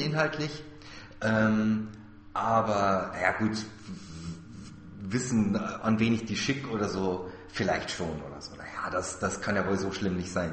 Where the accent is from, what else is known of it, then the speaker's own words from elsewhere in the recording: Germany; hier bei uns in Deutschland